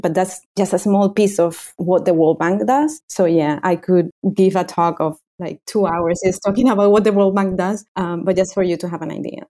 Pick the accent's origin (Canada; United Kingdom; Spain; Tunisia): Spain; Canary Islands; also born or lived in Madrid, Spain; I grew up here in the Canary Islands